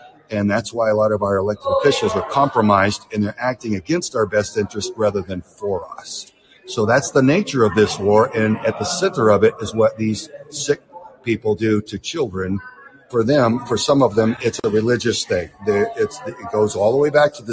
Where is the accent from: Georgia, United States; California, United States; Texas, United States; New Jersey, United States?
Texas, United States; Houston; I'm from Houston